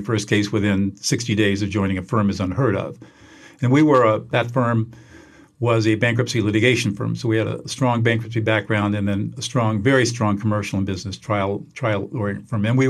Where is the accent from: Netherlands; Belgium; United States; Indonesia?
United States; Southern California; now in Central California, United States; I grew up in Southern California